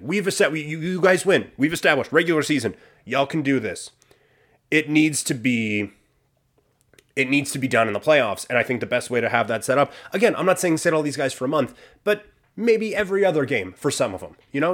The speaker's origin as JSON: {"language": "English", "region": "Saskatchewan", "country": "Canada", "moved": "yes", "lives_now": "Calgary, Canada", "said": "we are from Saskatchewan"}